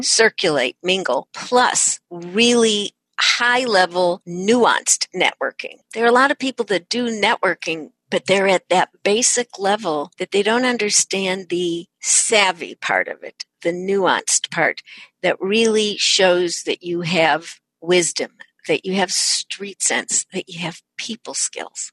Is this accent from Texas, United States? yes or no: no; San Francisco, California, United States; I'm from San Francisco